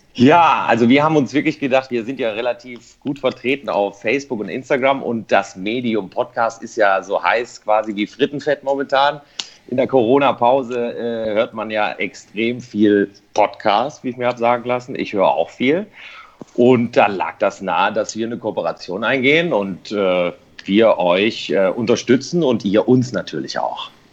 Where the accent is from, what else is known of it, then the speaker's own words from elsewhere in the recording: Bielefeld, North Rhine-Westphalia, Germany; ich komme aus Bielefeld